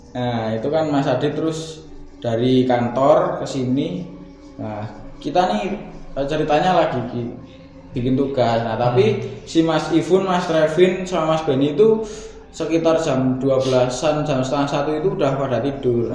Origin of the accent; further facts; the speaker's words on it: Kulon Progo, Special Region of Yogyakarta, Indonesia; now in Sleman, Indonesia; saya dari Kulon Progo dan kebetulan di di Sleman ini bekerja sama Mas Adit